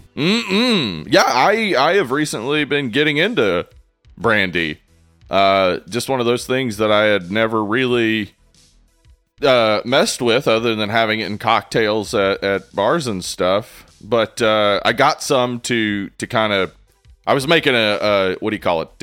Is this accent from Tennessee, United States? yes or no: yes; East Tennessee, United States; growing up in East Tennessee